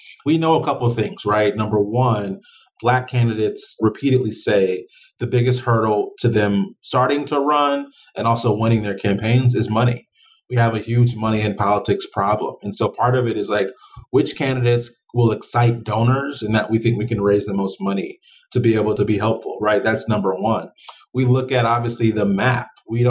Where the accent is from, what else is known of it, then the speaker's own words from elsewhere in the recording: Greenville, South Carolina, United States; now in Cleveland, United States; I live now here in Cleveland, Ohio, but originally I'm from South Carolina, Greenville, up in the upstate.